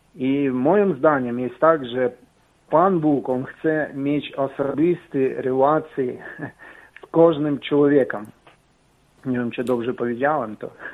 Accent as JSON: {"language": "Polish", "country": "Ukraine", "second_language": "Polish", "moved": "yes", "lives_now": "Poland", "said": "jestem z Ukrainy. Mam trochę akcent"}